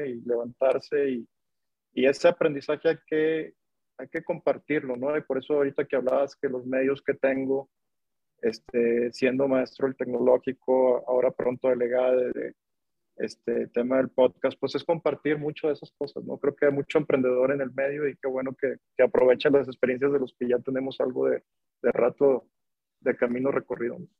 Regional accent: Monterrey, Nuevo León, Mexico; yo, yo, soy de Monterrey, soy regio

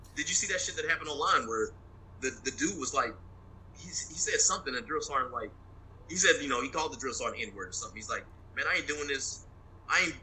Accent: West Texas, United States; moved away as an adult; I'm from West Texas

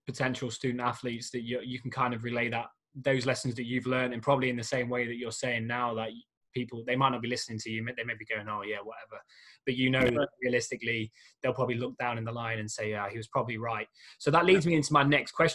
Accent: England, United Kingdom; first language English; we're so stubborn, us English people, that we never really learn other languages

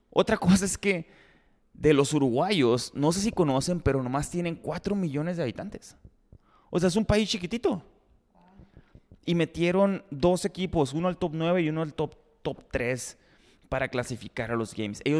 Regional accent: Ciudad Obregón, Sonora, Mexico; Si soy de Obregón, soy de la lengua hispana, pues.

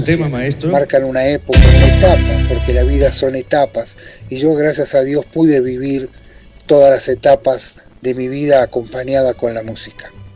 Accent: Buenos Aires, Argentina; born or raised there; moved away as an adult; also born or lived in Italy

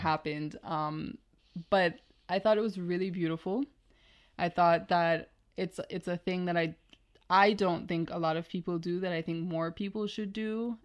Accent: Jamaica; growing up in Jamaica

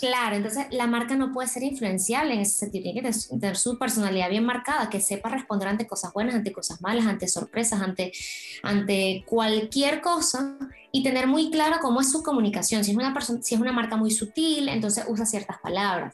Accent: Venezuela; now in Spain; yo soy de Venezuela

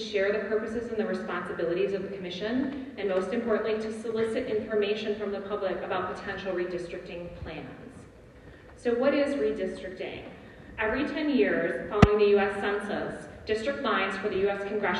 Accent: Dearborn, Michigan, United States; now in Canton, United States; I currently reside in Canton, Michigan, but I was born and raised for the first 33 years of my life in Dearborn, Michigan

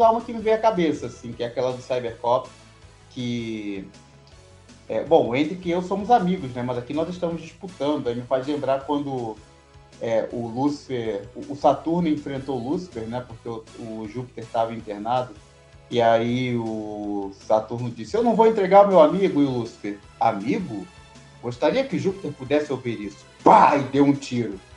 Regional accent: Rio de Janeiro, Brazil; moved away as an adult; now in Minas Gerais, Brazil; eu não sou mineiro, não. Eu moro aqui há sete anos, mas eu sou natural do Rio.

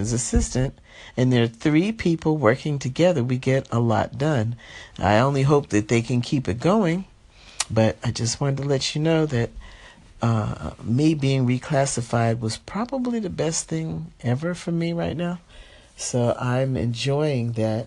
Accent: New Jersey, United States; now in Los Angeles, United States; I'm from New Jersey originally

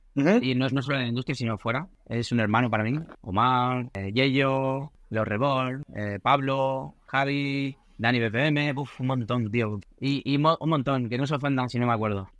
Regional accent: Mediterranean coast, Spain; Nosotros somos de, del Mediterráneo

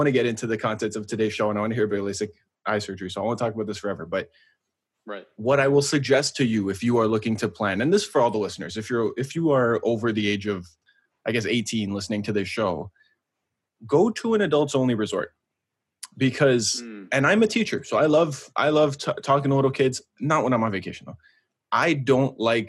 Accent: Canada; we're from Canada

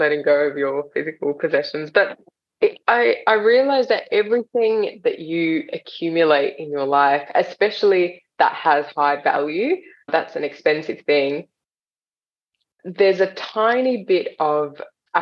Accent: Australia; also born or lived in India; we moved from India to Australia when I was 7.

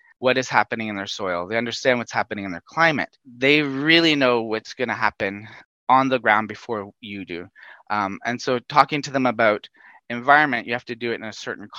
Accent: Northern Canada, Canada; moved away as an adult; also born or lived in Tanzania; I'm a Canadian. I come from Northern Canada, not from a huge agricultural background, but certainly from a forestry background.

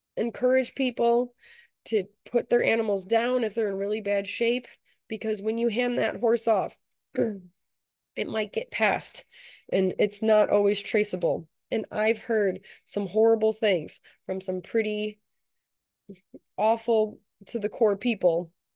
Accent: United States

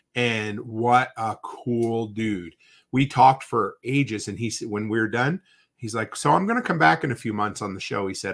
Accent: Canada; growing up in Canada

